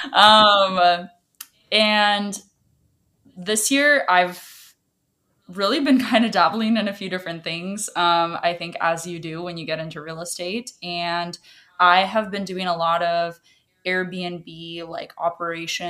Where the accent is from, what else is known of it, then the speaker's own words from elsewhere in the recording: Washington, United States; first language Russian; English is a second language; I was born here, but my native language was Russian. So I didn't even know English until I was pretty much like in second grade